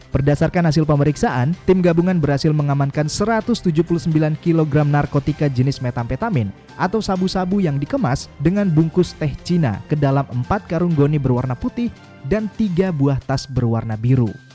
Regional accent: North Sulawesi, Indonesia; di Indonesia itu ada di Sulawesi Utara

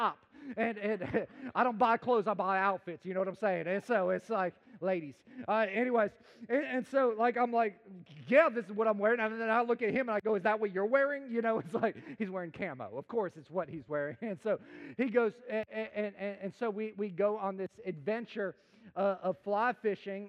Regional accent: Chicago, Illinois, United States; I grew up in the concrete jungle of America. I'm from Chicagoland area

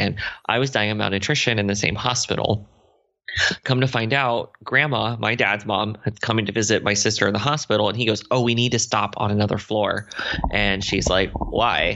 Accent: Lima, Ohio, United States; I was raised in Ohio by my mom and dad

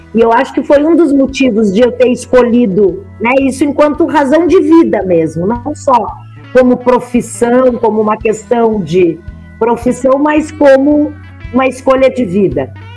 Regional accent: Brochier, Rio Grande do Sul, Brazil; accent: southern (gaúcho); moved away as an adult; also born or lived in Pelotas / Montenegro / Porto Alegre; now in São Paulo, Brazil; E eu fui criada num lugar muito pequenininho chamado Brochier, que era um povoado eh, a 30 quilômetros de distância de uma cidade que se chama Montenegro. Então eu vivi lá até os meus 13 anos de idade.

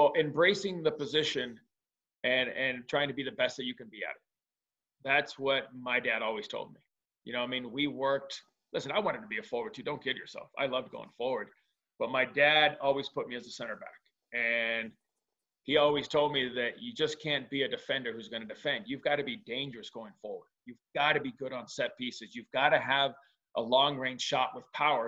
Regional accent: United States; also born or lived in León, Mexico; being an American

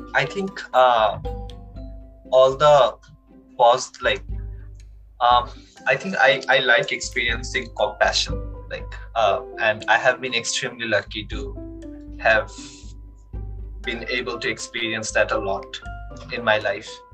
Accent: Dhaka, Dhaka Division, Bangladesh; moved away as an adult; now in Canada; when I was growing up in Dhaka, I kind of uh, lived a very monotonous life.

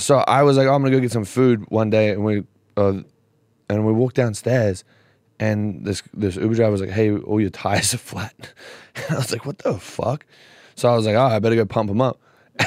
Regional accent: Australia; I'm from Australia.

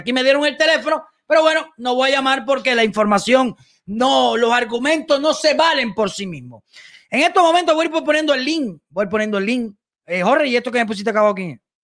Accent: Cuba; now in United States; ni soy cubano

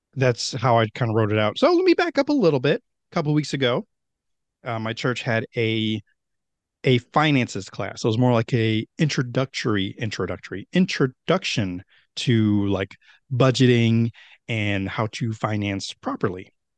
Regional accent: Meriden, Connecticut, United States; Meriden, where my hometown is

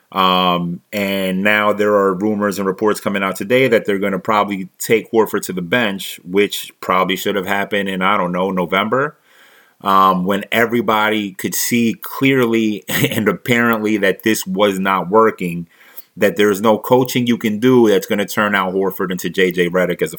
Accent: Philadelphia, Pennsylvania, United States; moved away; also born or lived in New Jersey; Born and raised in Philadelphia, spent some time in Jersey, and now I'm here

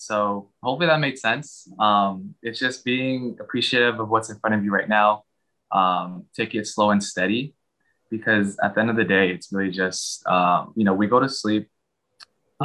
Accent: Bay Area, California, United States; also born or lived in Philippines; I am a native of the Bay Area. I was born in the Philippines. When I was three, my family and I came to the United States, and um, we stayed in the Bay Area for all my life.

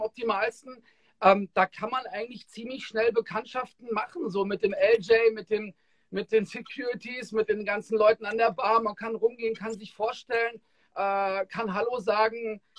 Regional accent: Frankfurt, Hesse, Germany

